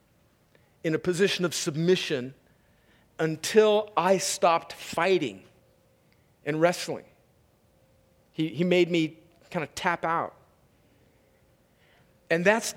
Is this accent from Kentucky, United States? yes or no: no; California, United States; I grew up right on the Mexican border